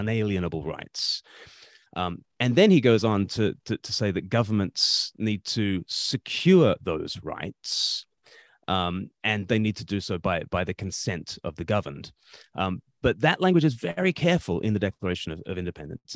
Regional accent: Australia; moved away; I grew up in Australia

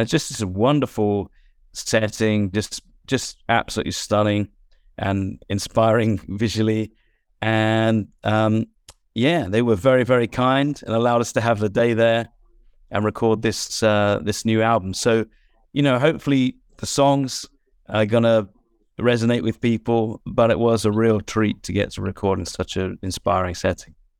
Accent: England, United Kingdom; as an English person

